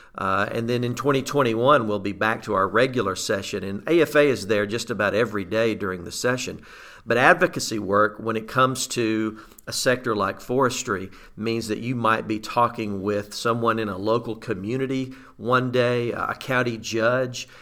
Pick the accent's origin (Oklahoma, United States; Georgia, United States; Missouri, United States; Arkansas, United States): Arkansas, United States; Southeast; I grew up in Southeast Arkansas, rice and duck country.